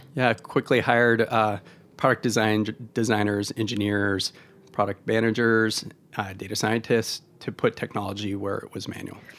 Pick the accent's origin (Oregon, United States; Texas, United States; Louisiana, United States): Oregon, United States; moved away; I'm from Oregon originally.